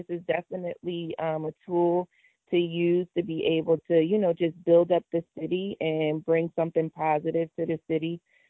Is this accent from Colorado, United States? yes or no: no; New Jersey, United States; also born or lived in France; dad played professional basketball overseas, stayed there for a few years, and then came to New Jersey. So most of my time was spent in the South Jersey area. And so that's where I grew up.